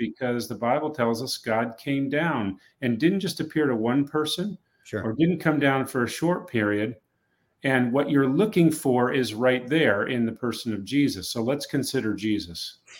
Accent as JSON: {"language": "English", "region": "New England", "country": "United States", "tie": "born or raised there", "said": "I grew up in New England"}